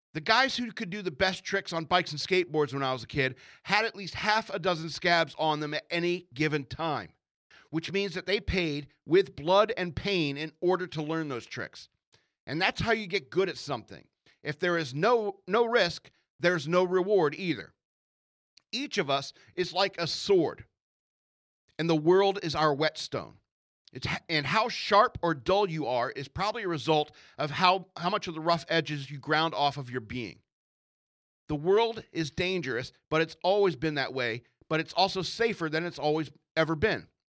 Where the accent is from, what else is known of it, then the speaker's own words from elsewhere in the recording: United States; I am an American who lives in America.